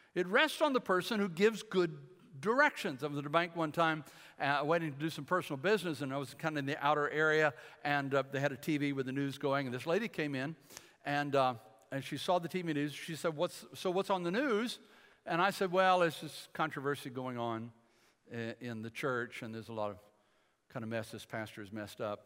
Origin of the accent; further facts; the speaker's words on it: Michigan, United States; I grew up in Michigan